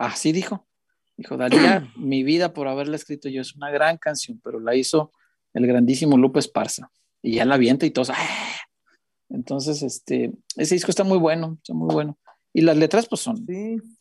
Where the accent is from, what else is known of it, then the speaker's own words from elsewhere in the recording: Guadalajara, Jalisco, Mexico; soy tapatío